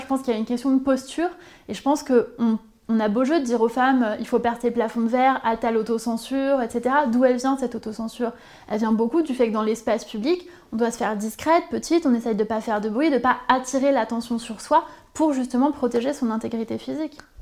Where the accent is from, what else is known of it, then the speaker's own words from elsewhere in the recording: Corsica, France; moved away; also born or lived in Sarthe; je suis originaire de Corse, donc forcément il y a une particularité, y compris culturelle en Corse